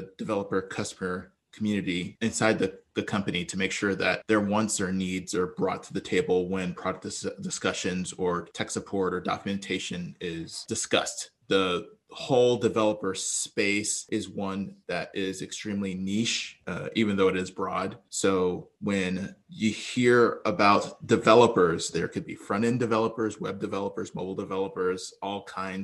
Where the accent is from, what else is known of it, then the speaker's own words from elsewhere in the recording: Texas, United States; also born or lived in Brooklyn, New York; We quickly migrated to Texas where it was warmer, and that's where I grew up and went to school